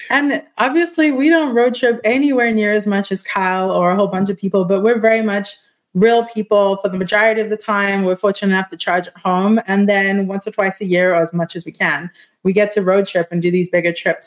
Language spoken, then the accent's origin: English; South Africa; I'm South African